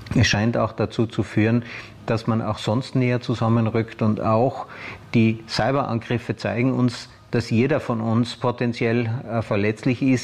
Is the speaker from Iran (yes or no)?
no; Austria; bei uns in Österreich